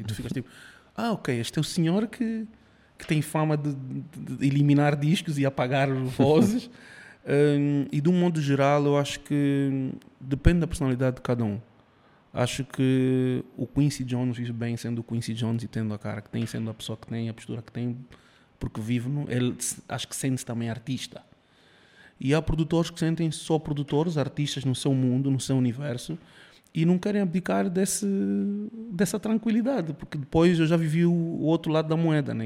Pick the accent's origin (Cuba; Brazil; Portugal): Cuba; moved away; eu nasci em Cuba, minha mãe é cubana, meu pai é angolano